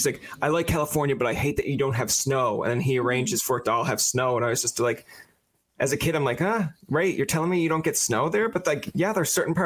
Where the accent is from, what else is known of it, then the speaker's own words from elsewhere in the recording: Newfoundland and Labrador, Canada; I'm from Canada and I'm on the Newfoundland side. So I'm on like my own little rock island here